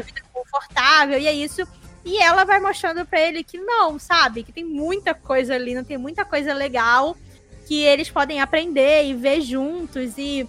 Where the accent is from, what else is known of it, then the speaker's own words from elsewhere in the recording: Brazil; Somos brasileiros